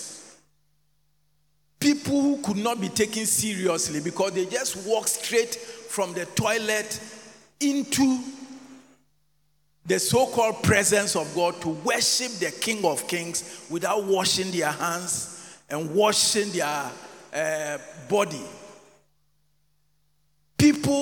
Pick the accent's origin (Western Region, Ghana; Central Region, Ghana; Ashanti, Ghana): Ashanti, Ghana; Aboabo/Aiyaa Zongo near Tech; growing up in Aija Zongo, just not too far from Tech